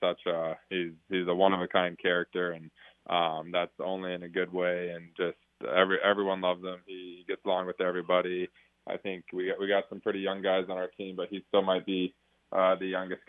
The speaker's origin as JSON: {"language": "English", "area": "30 minutes north of Denver", "region": "Colorado", "country": "United States", "tie": "born or raised there", "moved": "yes", "lives_now": "Raleigh, United States", "said": "We were about 30 minutes north of Denver and about 15 minutes east of Boulder"}